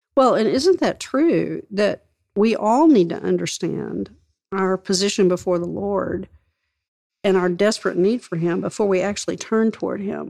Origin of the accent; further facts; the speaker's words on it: West Texas, United States; I grew up in West Texas